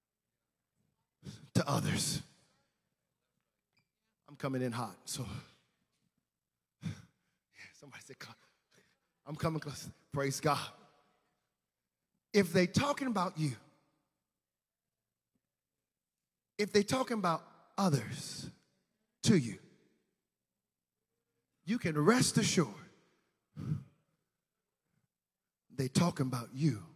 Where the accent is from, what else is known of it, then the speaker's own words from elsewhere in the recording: the South, United States; I'm a Southern boy. We came from the South